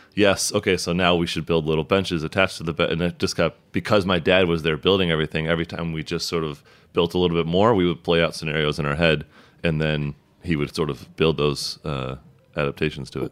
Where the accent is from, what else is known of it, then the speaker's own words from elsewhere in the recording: about an hour south of Chicago, southern Illinois, United States; now in Brooklyn, United States; I grew up like a, about an hour south of Chicago